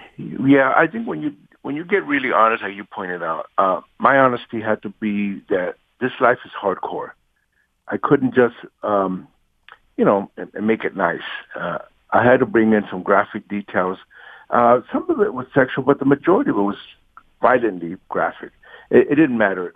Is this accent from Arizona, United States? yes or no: no; Los Angeles, California, United States; I grew up in Watts and East